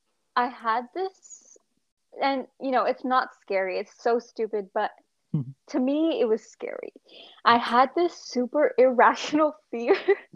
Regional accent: Southern California, United States; I'm 24 years old. I'm from Southern California, born and raised.

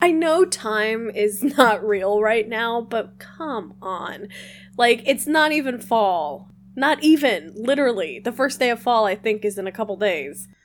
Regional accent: Midwest, United States; moved away; I am originally from the Midwest

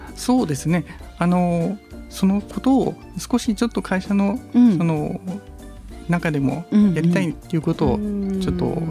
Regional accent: Yonago, Tottori, Japan; 小さい頃あの私あの米子市のくずもで生まれ育った

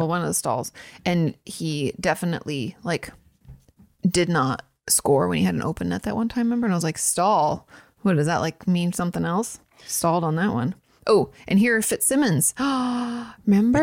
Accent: Washington, United States; moved away; I'm from Washington.

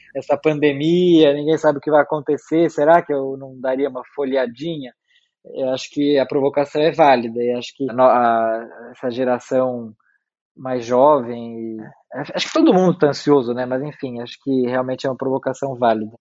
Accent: São Paulo, Brazil; eu nasci e morei a vida inteira em São Paulo

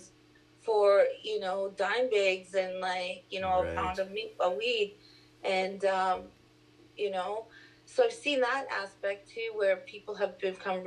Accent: Vancouver, British Columbia, Canada; also born or lived in Port Hardy, British Columbia; I grew up here in East Vancouver

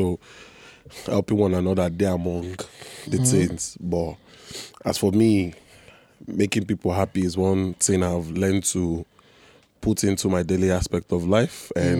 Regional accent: Bariga, Lagos, Nigeria; also born or lived in Enugu; Then I think when I was like 6 months, we moved and stayed in Bariga all my life.

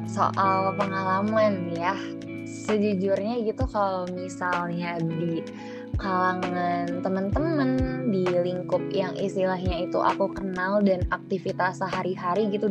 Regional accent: Jakarta, Indonesia; now in Malang, Indonesia; aku kan asalnya dari Jakarta ya mau aku di Jakarta mau aku di uh, sekarang di Malang gitu

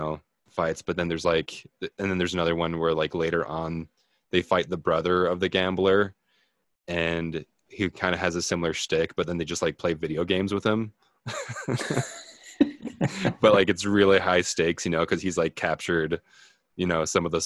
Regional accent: United States; as an American

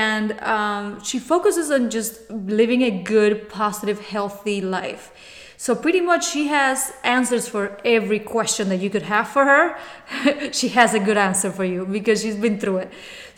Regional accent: Cuba; English is a second language; moved away; because I know when I came from Cuba 20 years ago, the first year was very, very rough for me.

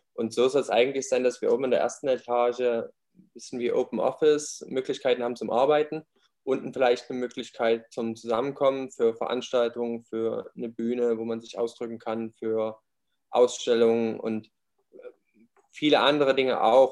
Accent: near Leipzig, Saxony, Germany; Ich bin auch aus der Nähe von, in der Nähe von Leipzig aufgewachsen, in der Kleinstadt

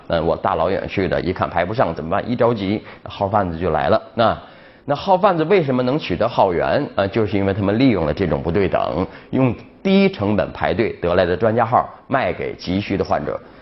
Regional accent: China; 我们中国人劝架

